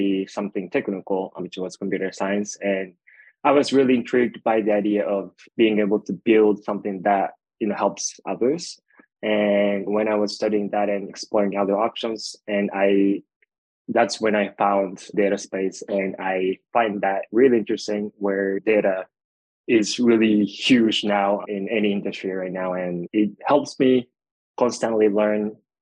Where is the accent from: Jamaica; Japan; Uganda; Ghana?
Japan; moved away as an adult; now in United States; I was born and raised in Japan.